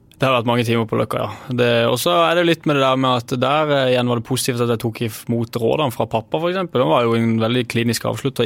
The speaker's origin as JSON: {"language": "Norwegian", "area": "Sørlandet", "region": "Southern Norway", "country": "Norway", "said": "jeg er jo fra Sørlandet"}